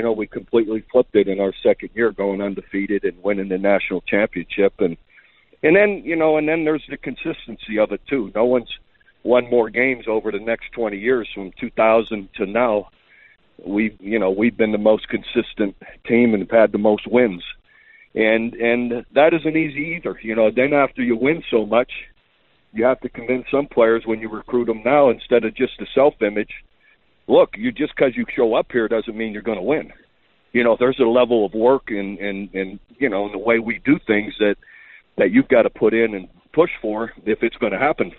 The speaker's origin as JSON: {"language": "English", "town": "Youngstown", "region": "Ohio", "country": "United States", "tie": "born or raised there", "also_born_or_lived": "Iowa / Kent State / Oklahoma", "moved": "as an adult", "said": "it's a tough town, steel mill town, and heck, we did everything, man. We grew up in neighborhoods"}